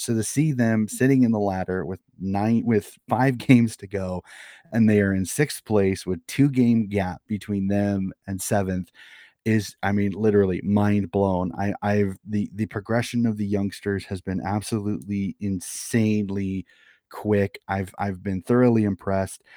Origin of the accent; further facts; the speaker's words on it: Des Moines, Iowa, United States; born and raised in Des Moines, Iowa